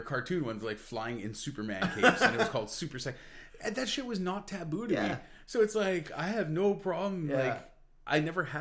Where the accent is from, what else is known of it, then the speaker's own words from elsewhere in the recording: Montreal, Quebec, Canada; growing up in Montreal